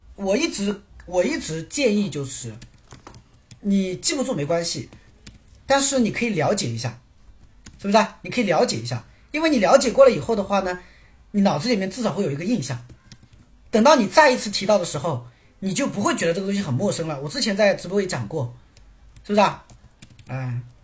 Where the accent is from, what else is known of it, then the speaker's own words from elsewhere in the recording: Quzhou, Zhejiang, China; moved away as an adult; 我家在，你们有没有听过浙江衢州？有没有听过浙江衢州？我老家是衢州的